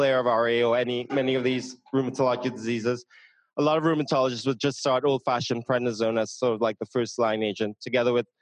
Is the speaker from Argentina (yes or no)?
no; Trinidad & Tobago; moved away; I'm from Trinidad and Tobago.